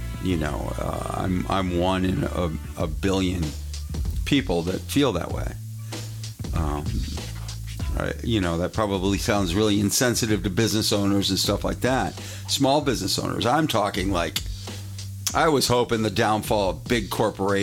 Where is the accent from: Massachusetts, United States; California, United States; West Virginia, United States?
Massachusetts, United States; Western; I grew up in Western Massachusetts.